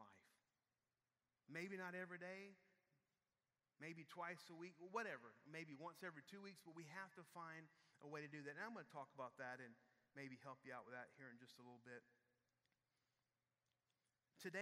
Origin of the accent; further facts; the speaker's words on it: Houston, Texas, United States; we're from Houston.